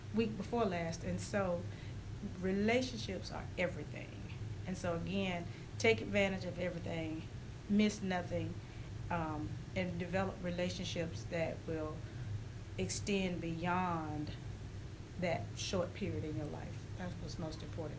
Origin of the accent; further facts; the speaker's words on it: Augusta, Georgia, United States; playing at the park is where I grew up here in Augusta